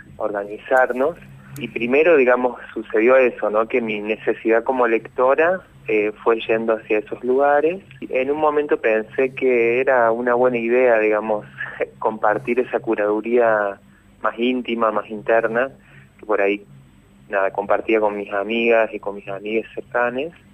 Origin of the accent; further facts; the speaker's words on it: San Francisco, Córdoba, Argentina; moved away as an adult; now in Córdoba, Argentina; yo no nací en Córdoba capital, nací en San Francisco, este, a los 18 me vine acá a Córdoba